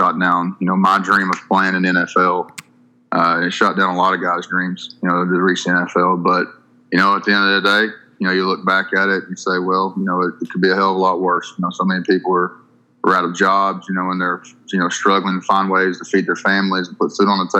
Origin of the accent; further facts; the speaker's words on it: Paintsville, Kentucky, United States; I'm from a really small town in southeastern Kentucky in the Appalachian Mountains, called Paintsville, Kentucky.